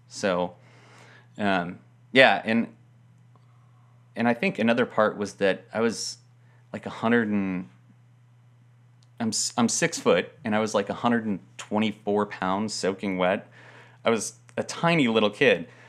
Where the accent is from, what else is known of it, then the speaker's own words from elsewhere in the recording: Denver, Colorado, United States; moved away; I grew up in Denver, or just outside of Denver